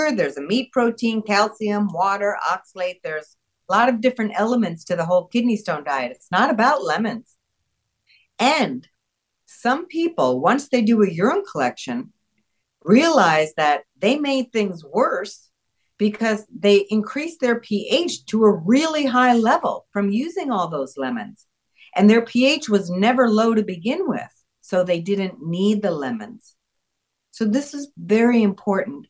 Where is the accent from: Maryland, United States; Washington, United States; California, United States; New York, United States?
New York, United States; I was born in New York